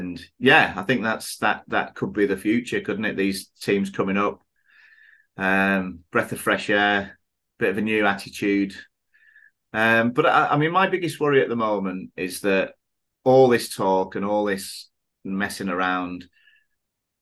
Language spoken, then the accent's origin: English; England, United Kingdom; moved away as an adult; now in Thailand; when we were growing up in England